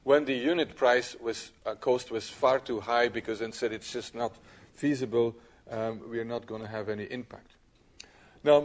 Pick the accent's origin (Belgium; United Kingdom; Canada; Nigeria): Belgium; in my country, I'm from Belgium